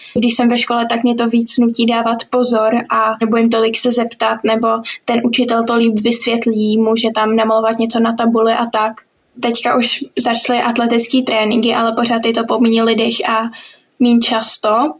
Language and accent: Czech; Prague, Czechia; jsem z Prahy a chodím do sedmý třídy